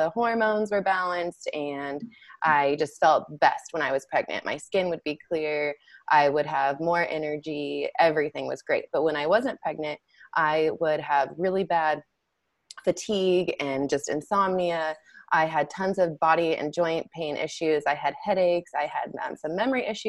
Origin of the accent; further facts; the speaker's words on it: Salmon, Idaho, United States; moved away as an adult; also born or lived in Boise, Idaho; I grew up in Salmon, Idaho, which is a small town in southeast Idaho